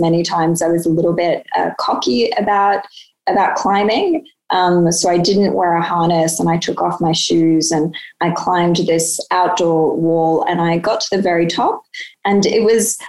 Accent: Sydney, New South Wales, Australia; I grew up in Sydney

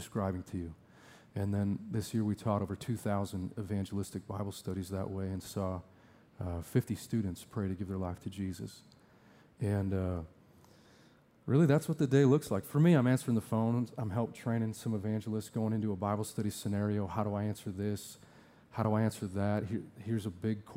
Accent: Sheboygan, Wisconsin, United States; moved away as an adult; also born or lived in Tucson, Arizona / Fort Collins, Colorado; I grew up here in Sheboygan and went to Southside Alliance

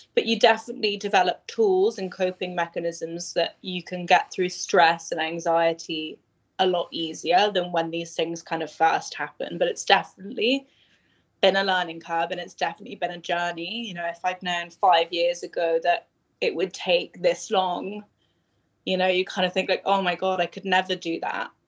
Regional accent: London, United Kingdom; growing up in London was it was amazing

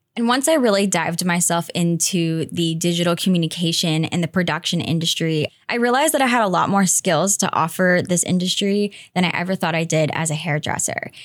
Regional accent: Greensboro, North Carolina, United States; moved away as an adult; I was living in my hometown of Greensboro, North Carolina

